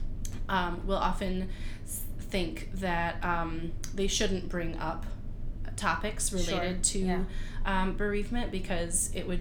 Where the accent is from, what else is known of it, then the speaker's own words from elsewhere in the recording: Rochester, New York, United States; Rochester, New York, our very own hometown. Well, my hometown